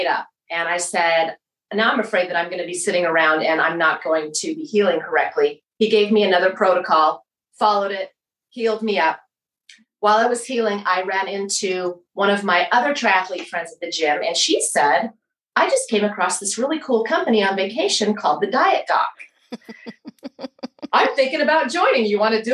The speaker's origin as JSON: {"language": "English", "town": "Tucson", "region": "Arizona", "country": "United States", "moved": "as an adult", "lives_now": "Katy, Texas, United States", "said": "I'm from Tucson, Arizona."}